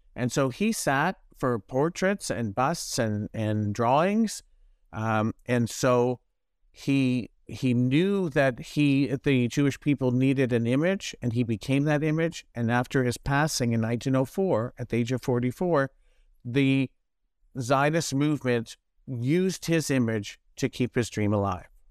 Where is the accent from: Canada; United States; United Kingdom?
Canada; Toronto, Ontario; I grew up in Toronto